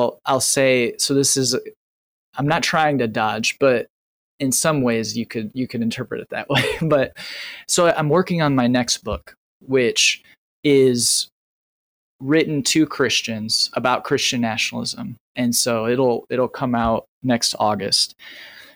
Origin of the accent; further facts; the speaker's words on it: Northern Indiana, United States; Northern Indiana